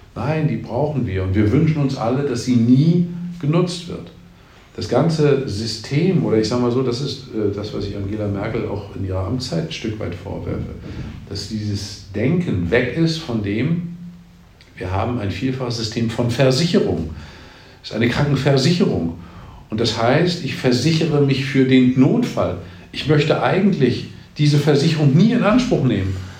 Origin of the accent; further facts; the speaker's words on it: Mecklenburg-Vorpommern, Germany; in meinem Heimatland Mecklenburg-Vorpommern